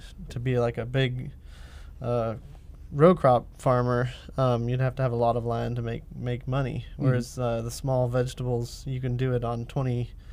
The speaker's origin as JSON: {"language": "English", "town": "Villa Grove", "region": "Illinois", "country": "United States", "said": "I'm from Villa Grove."}